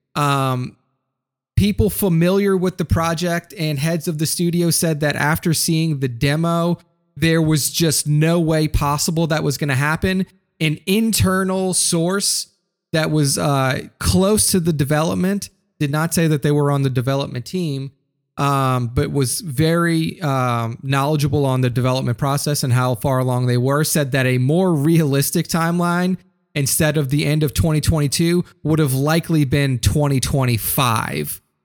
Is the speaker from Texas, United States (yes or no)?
no; New Orleans, Louisiana, United States; New Orleans, Louisiana, my hometown.